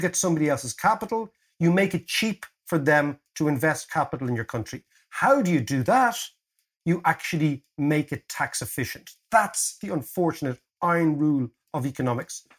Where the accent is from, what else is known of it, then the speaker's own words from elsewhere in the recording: Ireland; as Irish people